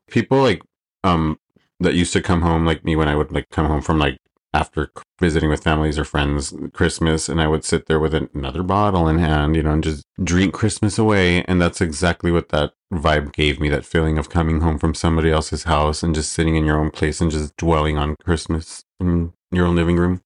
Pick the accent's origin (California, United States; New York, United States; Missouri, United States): California, United States; Los Angeles; born and raised in Los Angeles. For forty-two years I've been here